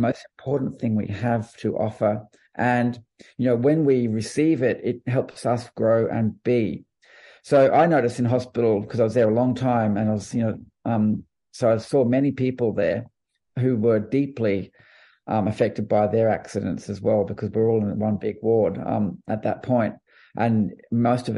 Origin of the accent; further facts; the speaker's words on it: Australia; as an Australian